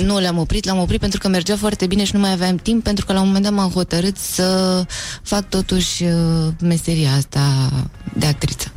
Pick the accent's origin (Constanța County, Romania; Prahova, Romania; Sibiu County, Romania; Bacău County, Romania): Constanța County, Romania; Eforie; born or raised there